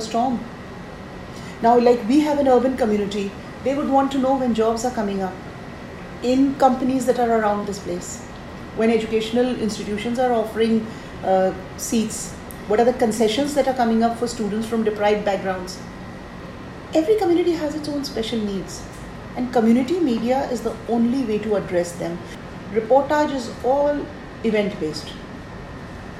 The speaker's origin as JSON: {"language": "English", "region": "Rajasthan", "country": "India", "said": "I come from Rajasthan, a state which has one of the rich traditions"}